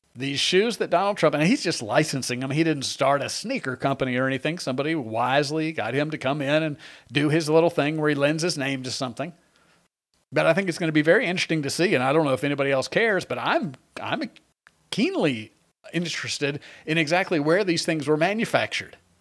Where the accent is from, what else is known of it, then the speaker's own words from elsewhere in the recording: Long Island, New York, United States; I was born in, uh, on Long Island